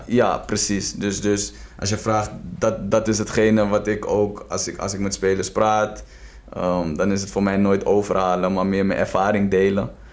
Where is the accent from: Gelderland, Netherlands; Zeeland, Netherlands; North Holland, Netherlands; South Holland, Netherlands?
North Holland, Netherlands; Amstelveen; also born or lived in Tbilisi, Georgia; ik ben opgegroeid in Westwijk